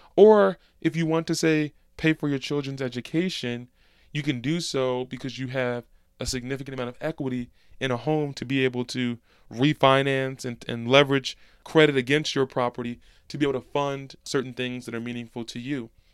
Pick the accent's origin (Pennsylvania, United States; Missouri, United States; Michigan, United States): Pennsylvania, United States; Philadelphia; in Philadelphia, my hometown